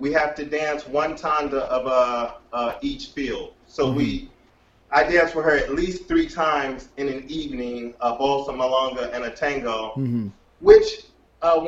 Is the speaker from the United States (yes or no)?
yes; Detroit, Michigan, United States; We come from Detroit